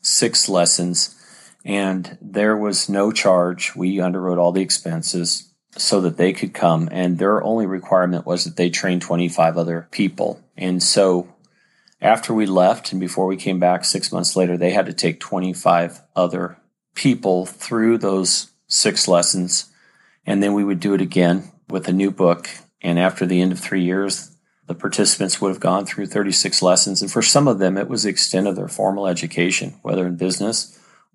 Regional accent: San Diego, California, United States; I grew up in San Diego, California

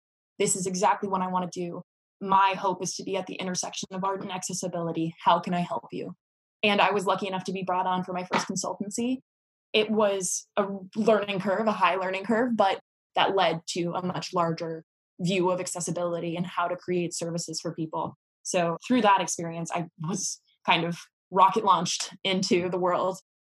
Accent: Singapore; also born or lived in Southeast Asia; Although I am American, both of my parents are American. I was raised in Singapore for most of my childhood and around Southeast Asia.

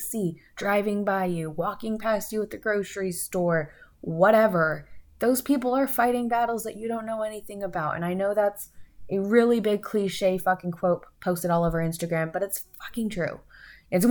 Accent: United States; as an American

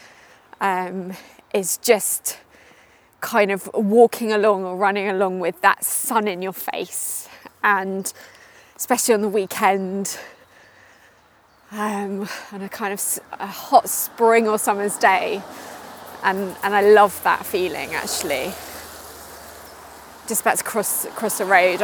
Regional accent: Surrey, South East England, United Kingdom; moved away as an adult; also born or lived in West Country; now in London, United Kingdom; I live in London now. I grew up just outside of London in Surrey

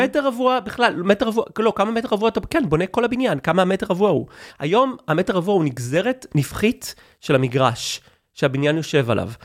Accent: Israel; אני ישראלי

